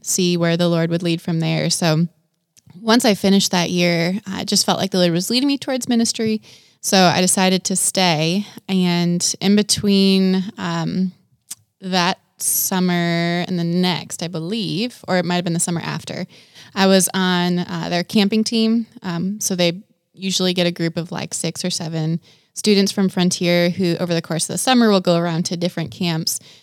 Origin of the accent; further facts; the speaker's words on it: Wisconsin, United States; moved away; I grew up in Wisconsin, so not Kentucky